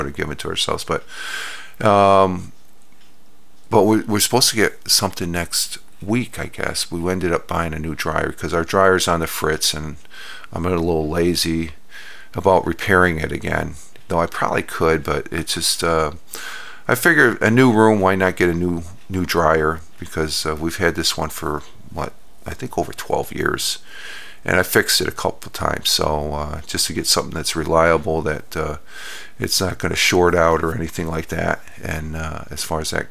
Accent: Minnesota, United States; I was born in Minnesota

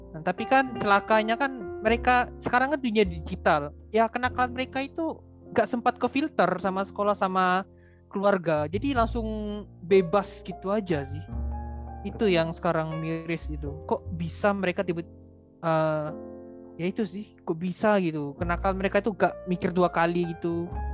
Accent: Kalimantan, Indonesia; saya kan asal dari Kalimantan

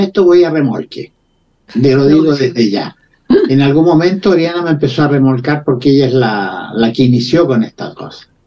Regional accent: Santiago, Santiago Metropolitan Region, Chile; moved away as an adult; also born or lived in Valdivia, Chile / Spain / Algeria; Yo, yo también nací en Santiago

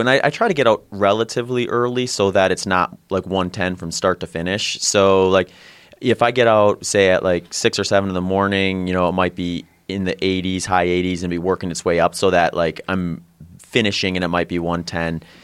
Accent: Midwest, United States; moved away as an adult; now in Phoenix, United States; I grew up in the Midwest

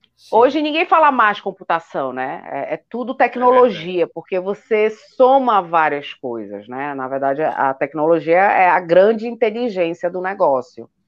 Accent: Belém, Pará, Brazil; now in Brasília, Brazil; Eu sou de Belém. As pessoas às vezes acham que sou do Rio por causa do meu chiado, mas sou de Belém do Pará

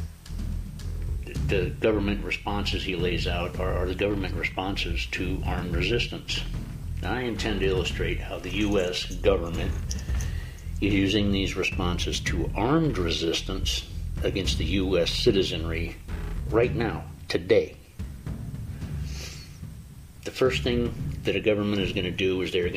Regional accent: United States; I am an American

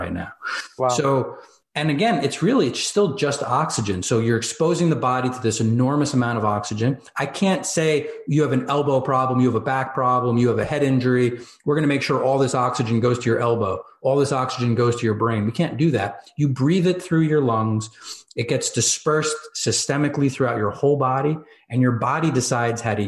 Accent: New Jersey, United States; I'm from Jersey, right? So like New York, I'm 15 minutes outside New York City

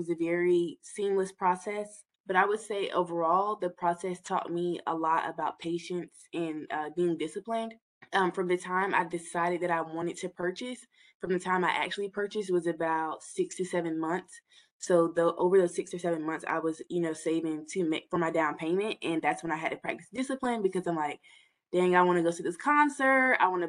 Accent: Hampton Roads, Virginia, United States; I'm from the Hampton Roads area. I lived here all of my life

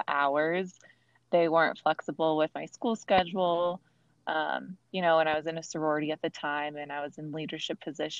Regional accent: Fullerton, California, United States; I grew up in Fullerton, California.

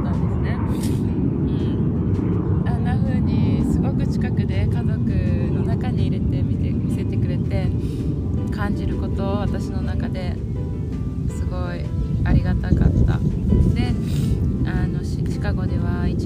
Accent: Kaga, Ishikawa, Japan; 私のふるさとの加賀

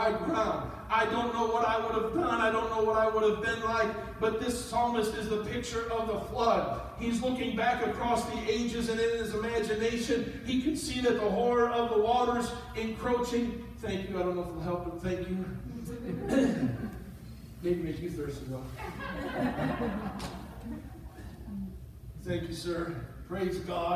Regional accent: St. Paul, Minnesota, United States; also born or lived in Coon Rapids, Minnesota; 50 years and a couple months ago, I was born in Bethesda Hospital in St. Paul, Minnesota.

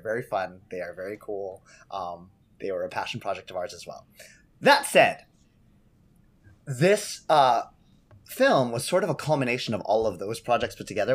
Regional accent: San Jose, California, United States; I grew up in San Jose, California, doing shows with Kikau.

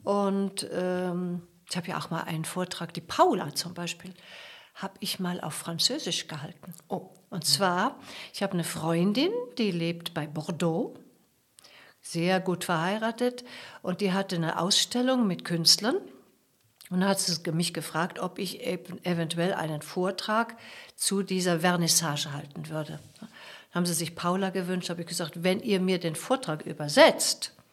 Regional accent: Porto, Porto District, Portugal; ein ganz wohlhabendes Haus, in dem ich aufgewachsen war in Porto und da, da ist, liegt meine ganze Sehnsucht.

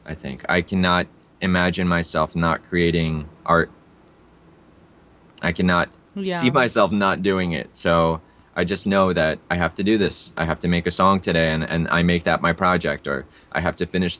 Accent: Russia; born there; also born or lived in India; So being that, you know, I was born in Russia, lived in India for a bit.

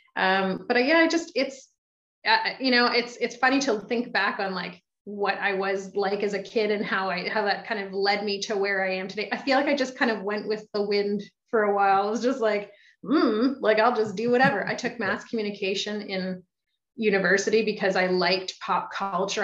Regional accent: Belleville, Ontario, Canada; also born or lived in Toronto, Canada; now in Ottawa, Canada; I'd run myself out of Belleville

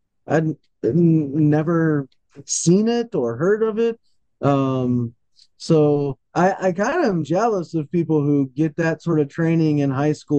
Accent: United States; growing up in the United States, I mean, we had English classes and stuff

